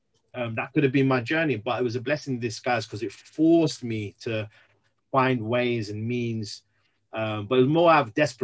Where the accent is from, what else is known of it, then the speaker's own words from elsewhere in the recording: London, United Kingdom; also born or lived in Birmingham; now in Wolverhampton, United Kingdom; originally from London, born and raised in London, came up to the Midlands, specifically first Birmingham, met my wife in the Midlands in Birmingham.